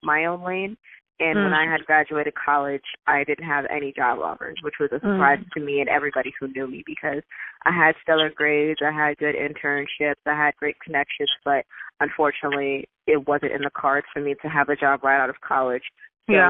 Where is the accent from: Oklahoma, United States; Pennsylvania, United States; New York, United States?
New York, United States; New York City; I'm from Brooklyn, Bed-Stuy, born and raised over in Sumner Projects